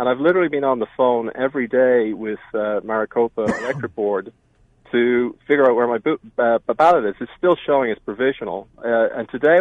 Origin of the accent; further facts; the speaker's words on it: Ireland; moved away as an adult; also born or lived in Pennsylvania; now in United States; I've lived here for 26 years. I'm an immigrant. I came from Ireland